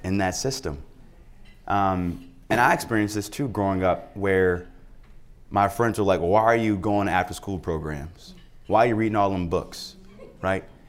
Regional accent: Cleveland, Ohio, United States; a poor black kid growing up on Dove, one of the toughest blocks in the city

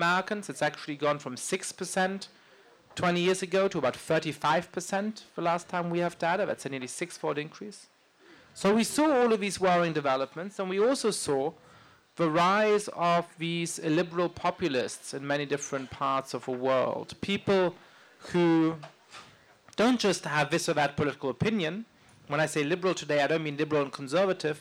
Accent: Germany; now in United States; I grew up in Germany, and that's a country where people laugh once a year at Carnival

